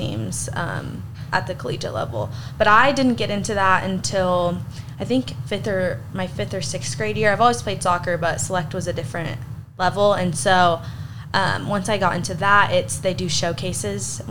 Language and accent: English; Abilene, Texas, United States; moved away as an adult; now in Alpine, United States; I just ultimately didn't want to stay in Abilene. I was like, I need to get out. And then I came to Alpine